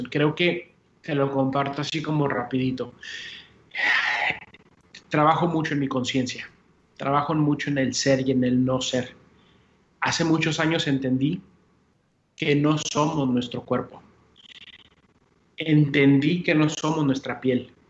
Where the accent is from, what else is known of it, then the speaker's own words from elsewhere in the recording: Puerto Rico; accent: Puerto Rican; Muchas veces la gente escucha mi acento y dice, será el café de Puerto Rico de Puerto Rico